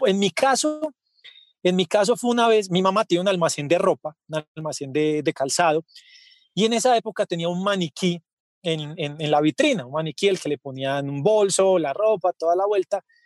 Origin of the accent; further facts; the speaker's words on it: Medellín, Antioquia, Colombia; los que somos de Medellín y conocemos la Feria de las Flores